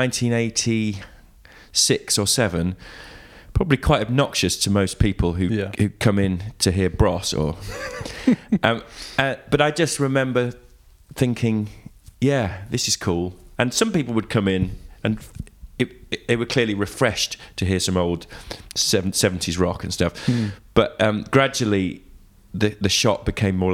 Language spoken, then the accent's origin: English; Leamington Spa, West Midlands, United Kingdom; moved away; I grew up just outside in a little sort of modern village outside Leamington